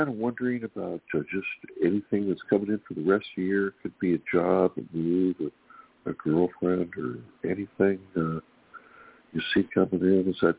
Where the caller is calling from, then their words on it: California, United States; from California.